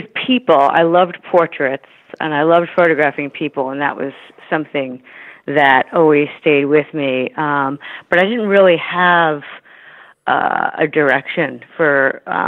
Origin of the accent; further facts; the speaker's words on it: New York City, New York, United States; moved away as an adult; now in San Francisco, United States; So I grew up in New York City, closer to where you are, New York City and Chelsea. Then later my family moved to Queens